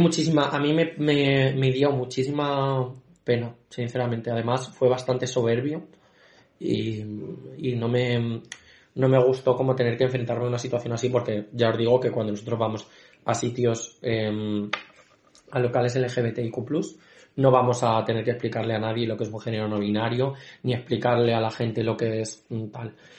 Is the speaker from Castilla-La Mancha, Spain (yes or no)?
yes; Valdepeñas, Castilla-La Mancha, Spain; somos de Valdepeña